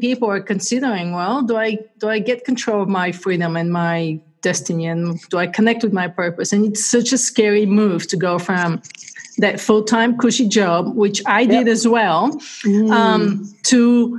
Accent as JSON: {"language": "English", "country": "Bulgaria", "tie": "born or raised there", "moved": "as an adult", "lives_now": "Lake Tahoe, United States", "said": "I'm from Bulgaria, and so grew up in a very different environment than in the States."}